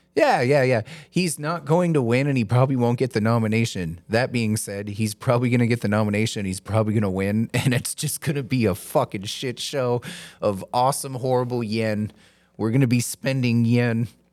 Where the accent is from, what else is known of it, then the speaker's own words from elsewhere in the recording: the South, United States; moved away; I grew up in the South